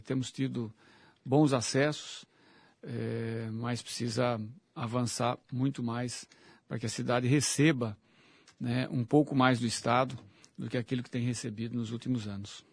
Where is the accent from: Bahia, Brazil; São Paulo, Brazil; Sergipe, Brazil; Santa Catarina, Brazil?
São Paulo, Brazil; Limeira; eu vivi, cresci lá na Vila Fatina com CH